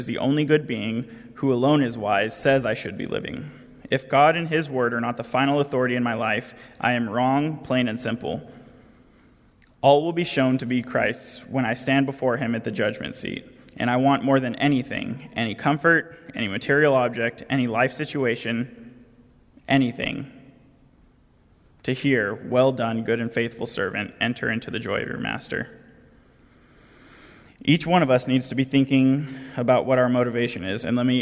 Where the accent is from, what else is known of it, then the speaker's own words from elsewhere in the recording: California, United States; accent: nasally tone; I'm from California